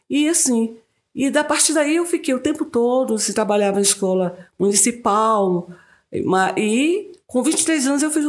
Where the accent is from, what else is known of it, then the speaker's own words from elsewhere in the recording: Quaraci, Bahia, Brazil; moved away as an adult; now in Vale do Capão, Brazil; Sou do sul da Bahia, de Quaraci